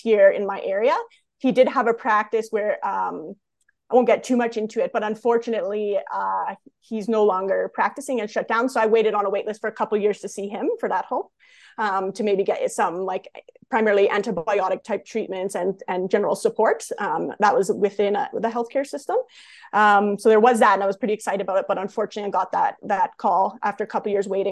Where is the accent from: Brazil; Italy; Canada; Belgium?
Canada; accent: Canadian; also born or lived in Calgary area, Alberta; as a Canadian